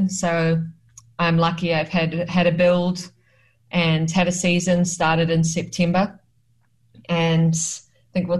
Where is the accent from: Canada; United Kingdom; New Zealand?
New Zealand; Auckland; moved away as an adult; now in Australia; I grew up in Auckland